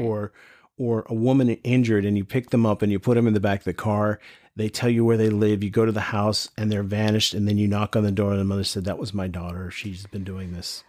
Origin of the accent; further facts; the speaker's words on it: North Carolina, United States; I grew up here in North Carolina